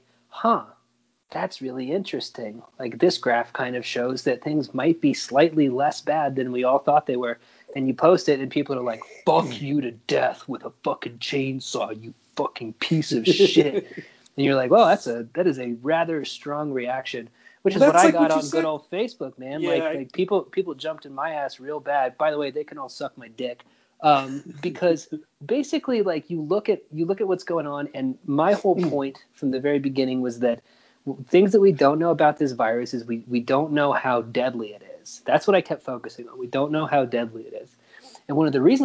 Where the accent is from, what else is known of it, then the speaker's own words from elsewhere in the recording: Oklahoma, United States; I grew up in Oklahoma, dude. Like, I grew up deep in the thick